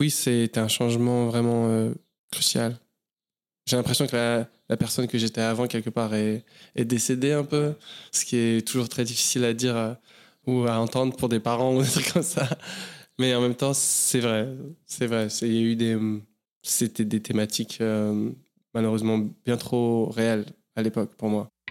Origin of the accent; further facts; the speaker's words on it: Paris, Île-de-France, France; moved away as an adult; je suis né à Paris. J'ai grandi essentiellement à Paris, plusieurs euh, quartiers différents